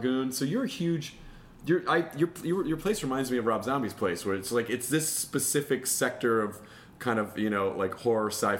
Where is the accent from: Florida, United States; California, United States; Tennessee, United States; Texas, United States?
Tennessee, United States; Memphis; But I grew up in Memphis, right when... Wrestling became it was just about to make the transition from local public access is what it looked like.